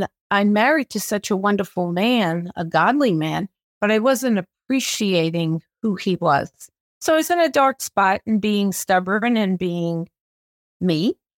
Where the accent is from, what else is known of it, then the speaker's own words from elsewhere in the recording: New York City, New York, United States; born there; also born or lived in California; now in Arizona, United States; I was born in New York City and then moved to California and now have been in Arizona for 40 years.